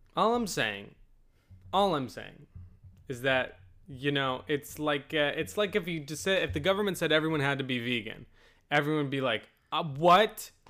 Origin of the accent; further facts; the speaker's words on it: United States; We're American.